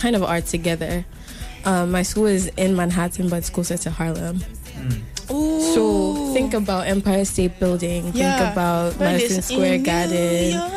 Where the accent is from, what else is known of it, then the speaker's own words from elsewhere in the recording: Ghana; moved away as an adult; now in New Jersey, United States; Originally, I'm from Ghana